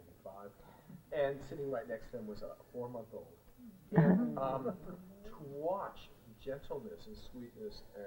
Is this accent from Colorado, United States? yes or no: no; Sheboygan, Wisconsin, United States; moved away